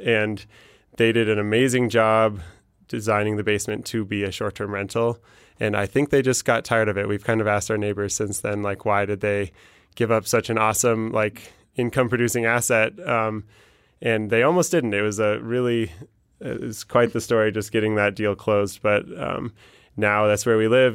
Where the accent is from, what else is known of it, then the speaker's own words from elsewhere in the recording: Denver, Colorado, United States; I'm from Denver